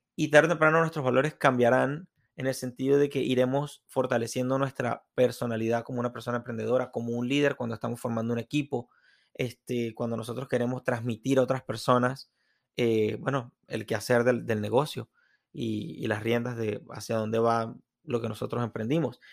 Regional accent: Venezuela; moved away; quienes venimos de Venezuela

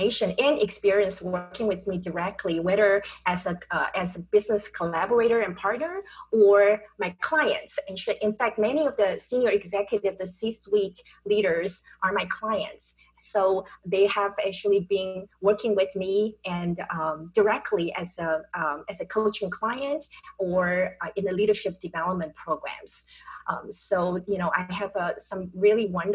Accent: Taipei, Taiwan; now in San Diego, United States; I was born and raised in Taipei, Taiwan.

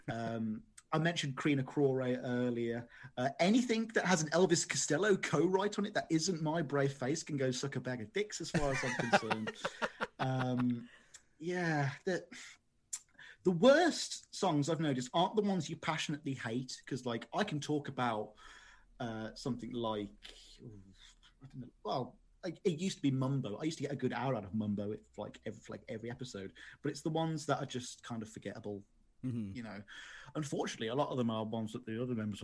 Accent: Birmingham, West Midlands, United Kingdom; I am from Birmingham

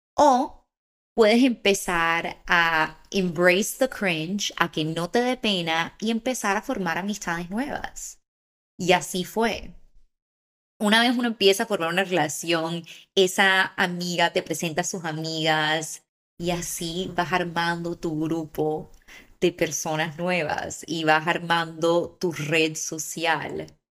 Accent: Barranquilla, Atlántico, Colombia; moved away as an adult; also born or lived in Bogotá; now in Los Angeles, United States; yo me crié en Barranquilla

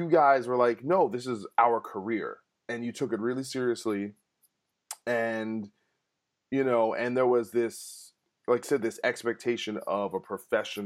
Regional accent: New Jersey, United States; we're from Jersey

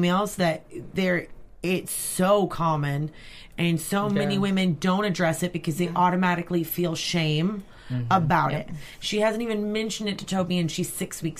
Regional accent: Brandenburg, Kentucky, United States; Is still one rental store left in my hometown

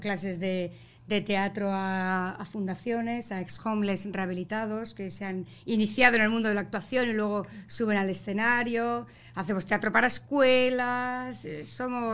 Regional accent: Basque Country, Spain; also born or lived in Bilbao; now in Miami, United States; Como buena vasca que soy del norte de España, tengo mi carácter

